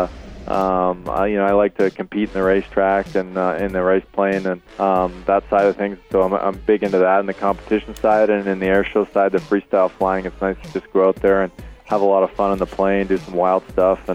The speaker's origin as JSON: {"language": "English", "town": "Red Lake", "region": "Ontario", "country": "Canada", "tie": "born or raised there", "moved": "as an adult", "lives_now": "London, Canada", "said": "I grew up in London, Red Lake, Ontario, northwest Ontario, but came to Western to go to school"}